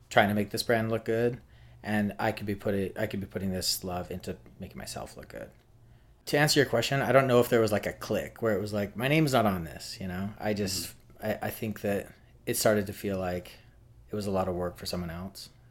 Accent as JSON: {"language": "English", "town": "Salt Lake City", "region": "Utah", "country": "United States", "lives_now": "New York, United States", "said": "Yeah, so I'm from Salt Lake City. I moved to New York in 2004 and I had just finished design school at BYU, Brigham Young which is a Mormon school."}